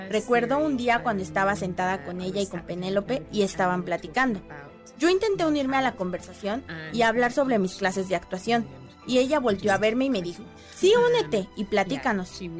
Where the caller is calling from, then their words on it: State of Mexico, Mexico; Te llamo del Estado de México.